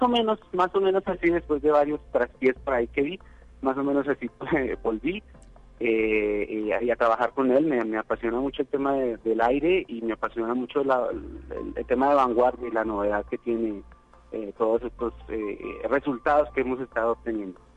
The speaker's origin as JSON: {"language": "Spanish", "country": "Colombia", "moved": "as an adult", "lives_now": "San Luis Potosí, Mexico", "said": "yo soy colombiano y mi universidad en Colombia me envió a hacer un intercambio"}